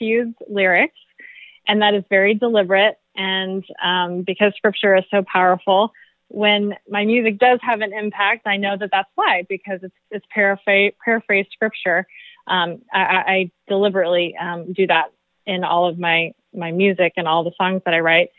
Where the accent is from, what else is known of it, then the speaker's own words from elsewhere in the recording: St. Louis, Missouri, United States; moved away as an adult; now in Florida, United States; I'm from St. Louis, Missouri, so been a worship leader in many churches in Missouri and now Florida. I've been here for over 10 years now.